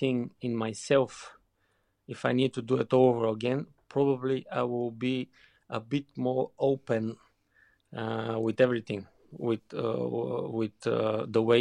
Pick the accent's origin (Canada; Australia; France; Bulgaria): Bulgaria; English is a second language; moved away as an adult; also born or lived in Germany / England; growing up in Bulgaria